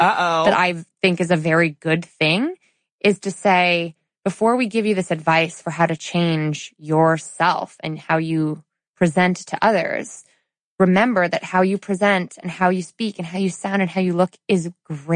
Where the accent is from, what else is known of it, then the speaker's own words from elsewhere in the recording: suburban Connecticut, United States; We go to Chili's in suburban Connecticut, where we're from, right? Where I was born and raised